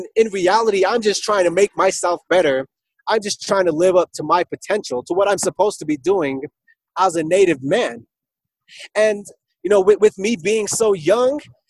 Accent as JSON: {"language": "English", "town": "Alliance", "region": "Nebraska", "country": "United States", "tie": "born or raised there", "said": "here in Alliance, in my hometown."}